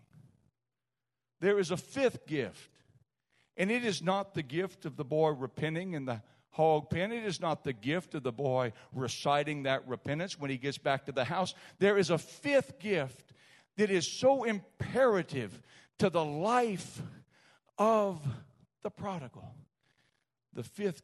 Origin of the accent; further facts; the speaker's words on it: South Louisiana, United States; I'm from South Louisiana too